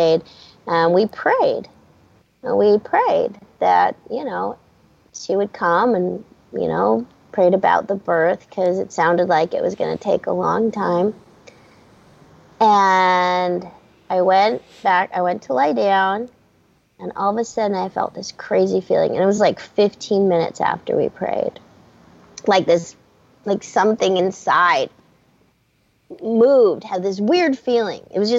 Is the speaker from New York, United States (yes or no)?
no; Hermosa Beach, California, United States; born there; So I was born in Hermosa Beach.